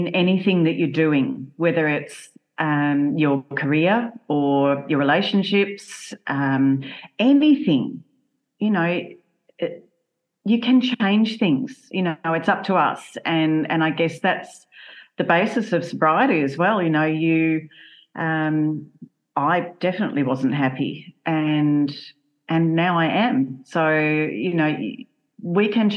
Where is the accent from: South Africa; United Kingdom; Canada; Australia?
Australia; Melbourne, Victoria; moved away as an adult; now in Tasmania, Australia; I was originally from Melbourne and moved to Tasmania for work